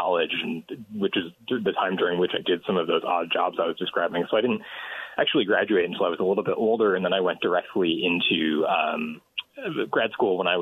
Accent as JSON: {"language": "English", "town": "Grand Rapids", "region": "Michigan", "country": "United States", "tie": "born or raised there", "also_born_or_lived": "Detroit / Ann Arbor", "said": "I was born in Grand Rapids, Michigan, and I'm 32 years old"}